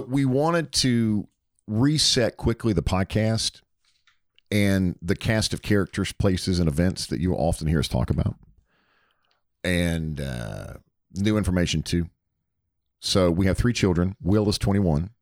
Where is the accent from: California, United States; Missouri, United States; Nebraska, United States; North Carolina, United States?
North Carolina, United States; Hickory; now in Alpharetta, United States; I grew up in Hickory, North Carolina, about sixty miles outside of Charlotte